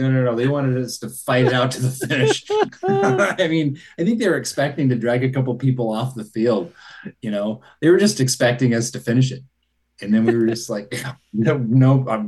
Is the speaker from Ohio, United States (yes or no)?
no; Bisbee, Arizona, United States; my hometown of Bisbee